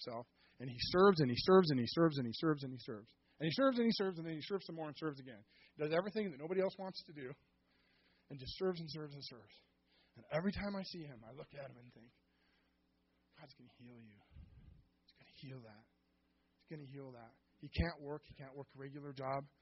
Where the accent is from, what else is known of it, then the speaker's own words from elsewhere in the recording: Seattle, Washington, United States; also born or lived in Auburn, Washington; I was born and raised in Seattle